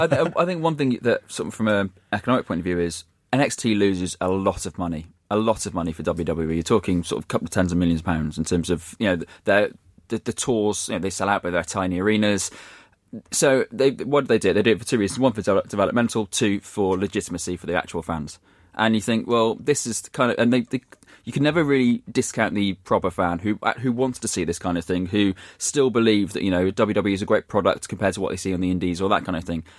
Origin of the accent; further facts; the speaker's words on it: Shrewsbury, West Midlands, United Kingdom; my hometown team, Shrewsbury